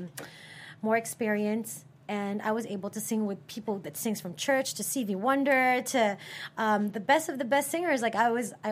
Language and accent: English; Philippines; now in United States; I was born in the Philippines, and I've been singing since I was in the Philippines, I came to America